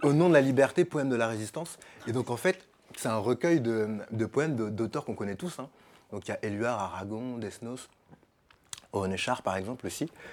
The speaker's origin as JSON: {"language": "French", "town": "Sarcelles", "region": "Île-de-France", "country": "France", "tie": "born or raised there", "said": "j'ai grandi à Sarcelles, donc en banlieue"}